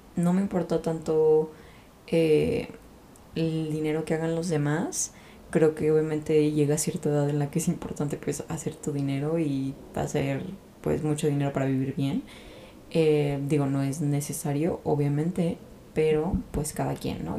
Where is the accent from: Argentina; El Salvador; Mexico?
Mexico; Guadalajara, Jalisco; Yo soy de Guadalajara, México